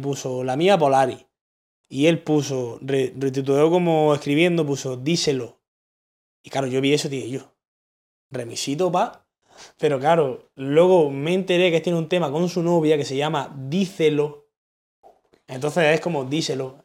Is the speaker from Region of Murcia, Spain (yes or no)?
no; Granada, Andalusia, Spain; el hecho de yo ser de Granada, hmm. literalmente mi acento ya me hace distinguirme de todo el mundo